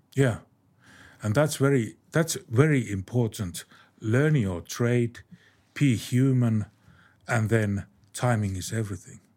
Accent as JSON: {"language": "English", "country": "Finland", "said": "my home country, Finland."}